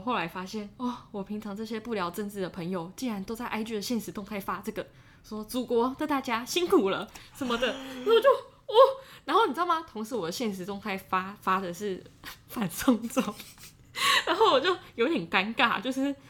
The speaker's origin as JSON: {"language": "Chinese", "country": "Taiwan", "moved": "as an adult", "said": "就是我是台湾人，然后我来过这个地方"}